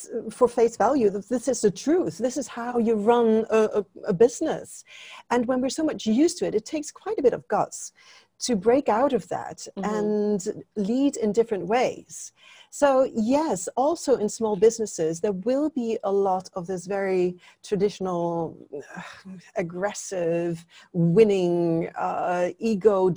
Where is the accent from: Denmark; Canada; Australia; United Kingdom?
Denmark; now in Singapore; You introduced me as being from Denmark. Yes, I'm from Denmark. I've lived in Singapore longer than I've lived in Denmark.